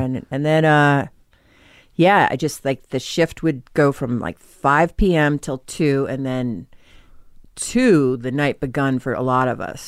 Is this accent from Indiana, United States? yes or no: no; Norwell, Massachusetts, United States; now in Los Angeles, United States; I'm from, uh, Um, Norwell, Massachusetts